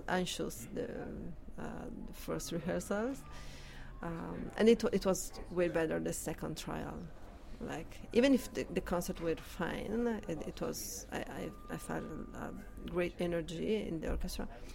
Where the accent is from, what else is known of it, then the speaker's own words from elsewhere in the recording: Italy; moved away as an adult; now in Canada; I'm coming from Italy